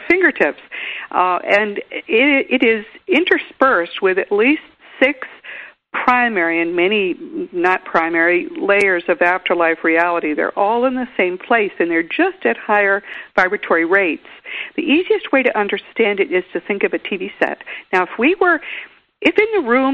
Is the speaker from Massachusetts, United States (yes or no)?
yes; Grafton, Massachusetts, United States; now in Austin, United States; my hometown in Grafton, Mass.